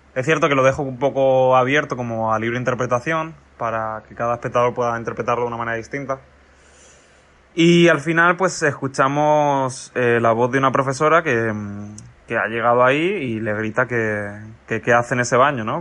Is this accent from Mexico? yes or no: no; Mallorca, Balearic Islands, Spain; moved away as an adult; also born or lived in San Antonio de los Baños, Cuba; now in Cuba; Estudié en Mallorca, yo soy de Mallorca